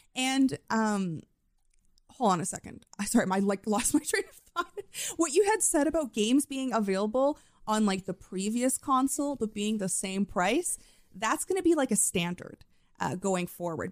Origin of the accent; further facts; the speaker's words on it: Canada; accent: Canadian; my Canadian accent.